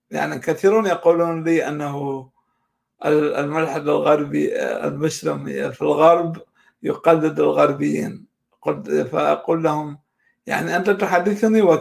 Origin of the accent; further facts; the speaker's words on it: Iraq; born there; مسألة حظ لا أكثر وانا حظي الاكشر ان اني ولدت في العراق